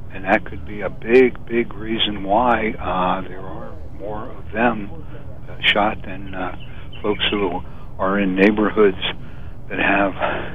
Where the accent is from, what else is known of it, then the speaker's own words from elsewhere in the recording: North East England, United Kingdom; like when I was growing up in Northumberland with a police interaction with someone who had been drinking.